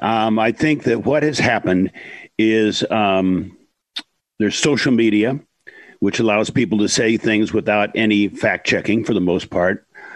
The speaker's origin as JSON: {"language": "English", "region": "Iowa", "country": "United States", "tie": "born or raised there", "said": "I grew up in Iowa, and probably at that point, 98% white Iowa. There were a few black families that lived in the town I grew up"}